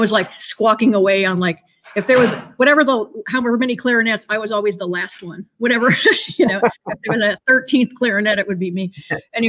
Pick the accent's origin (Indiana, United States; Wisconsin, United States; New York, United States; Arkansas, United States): New York, United States; Endicott; also born or lived in Buffalo, New York / Philadelphia; now in near Philadelphia, United States; my parents moved to a town called Endicott, New York, which is in the middle of New York State